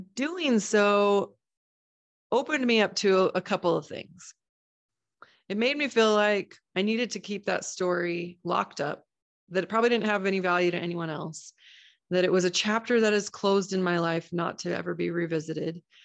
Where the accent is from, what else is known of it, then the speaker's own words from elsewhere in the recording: Boise, Idaho, United States; my hometown of Boise, Idaho